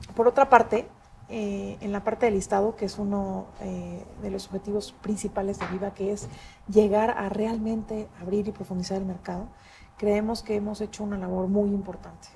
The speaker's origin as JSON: {"language": "Spanish", "country": "Mexico"}